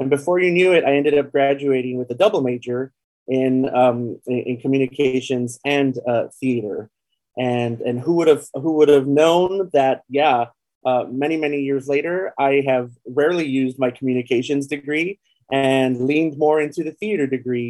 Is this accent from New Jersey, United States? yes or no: no; El Paso, Texas, United States; also born or lived in San Antonio, Texas; now in Austin, United States; I was born and raised in El Paso, Texas, on the border with Juarez, Mexico. I left El Paso in about 1995, 1996